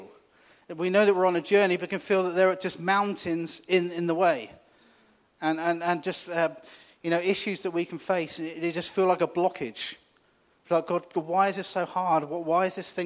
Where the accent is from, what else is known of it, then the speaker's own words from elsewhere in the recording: New Forest, South East England, United Kingdom; I grew up in the New Forest. Lived there kind of all my life